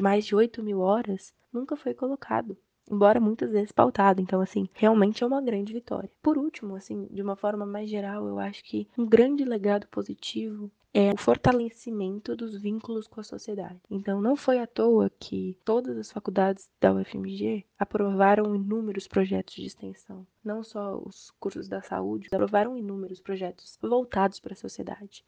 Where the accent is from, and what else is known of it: Brazil